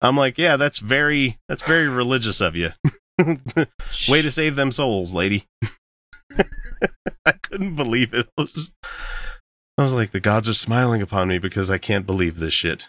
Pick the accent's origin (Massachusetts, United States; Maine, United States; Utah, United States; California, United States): Utah, United States; we're from Utah